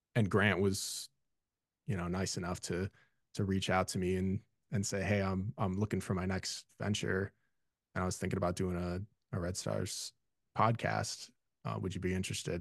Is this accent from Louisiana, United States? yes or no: no; Illinois, United States; I grew up, I was born in Illinois. I grew up loving all things Chicago sports